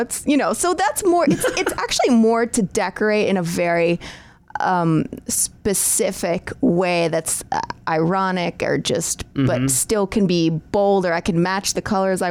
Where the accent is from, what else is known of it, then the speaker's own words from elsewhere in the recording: New York, United States; I mean, I'm still a New Yorker.